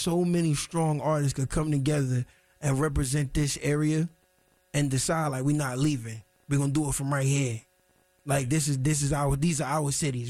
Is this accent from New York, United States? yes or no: yes; New York, United States; now in Durham, United States; I'm from Harlem. I'm from New York. Truth be told, I've been here 16, 17 years.